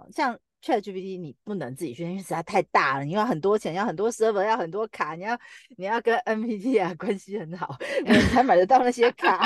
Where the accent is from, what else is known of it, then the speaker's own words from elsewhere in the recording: Taiwan; 我们台湾的繁体中文的量 很少